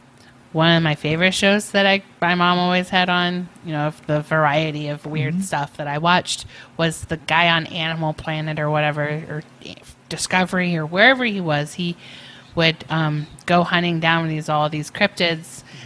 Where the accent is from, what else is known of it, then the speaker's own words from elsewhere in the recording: Appalachia, United States; Again, I'm from the Appalachia.